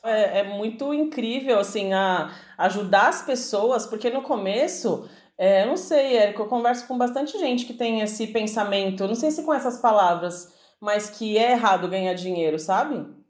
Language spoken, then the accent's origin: Portuguese; São Paulo, Brazil; A gente é de São Paulo